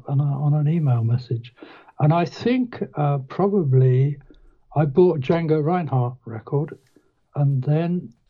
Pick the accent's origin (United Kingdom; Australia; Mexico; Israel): United Kingdom; Reading, South East England; I grew up in Reading, which is like half an hour from London by train or car.